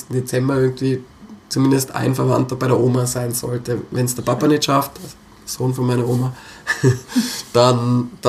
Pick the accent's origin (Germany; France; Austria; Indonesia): Austria; Innsbruck, Tyrol; ich bin Innsbrucker, ich bin so oft hin und her gefahren